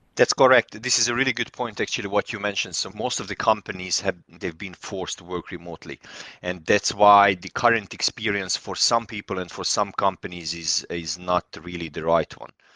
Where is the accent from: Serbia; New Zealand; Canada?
Serbia; moved away as an adult; also born or lived in London, United Kingdom; now in United Kingdom; Originally, I'm from Serbia, but I'm Hungarian, and, uh, I live in the U K since two thousand and twelve